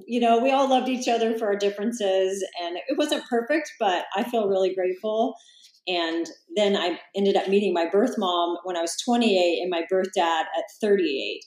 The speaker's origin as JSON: {"language": "English", "town": "Salina", "region": "Kansas", "country": "United States", "tie": "born or raised there", "moved": "as an adult", "lives_now": "Encinitas, United States", "said": "I actually grew up in a town called Salina, that's about three hours from Kansas City"}